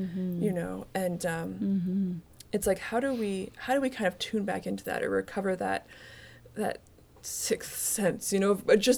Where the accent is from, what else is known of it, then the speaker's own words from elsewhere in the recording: Canada; I'm from Canada